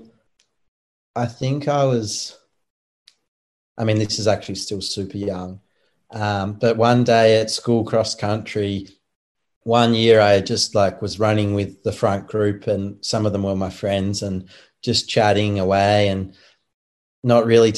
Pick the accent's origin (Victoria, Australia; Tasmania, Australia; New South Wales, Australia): Tasmania, Australia; I'm from Tasmania, the island down the bottom